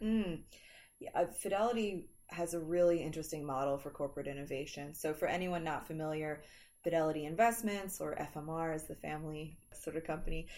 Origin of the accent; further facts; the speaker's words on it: Philadelphia, Pennsylvania, United States; my hometown of Philly